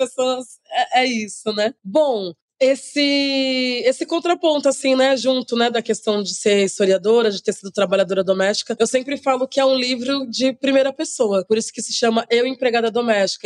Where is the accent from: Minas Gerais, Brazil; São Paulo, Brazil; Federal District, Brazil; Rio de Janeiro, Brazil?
São Paulo, Brazil; Santos; eu nasci em Santos, né, lá no litoral de São Paulo. Morei quase que é boa parte da minha vida lá